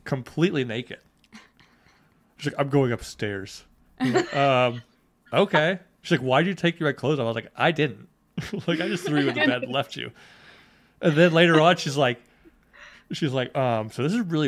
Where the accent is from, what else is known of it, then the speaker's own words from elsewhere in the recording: the South, United States; I am from the mountains. Yes. So I'm from the South